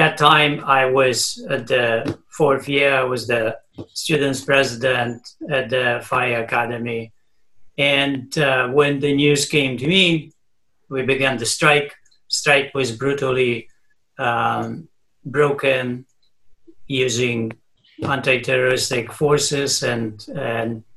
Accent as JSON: {"language": "English", "town": "Stargard", "region": "West Pomeranian Voivodeship", "country": "Poland", "tie": "born or raised there", "second_language": "English", "moved": "as an adult", "lives_now": "United States", "said": "I was born in Stargard Szczeciński. I was born in 1954."}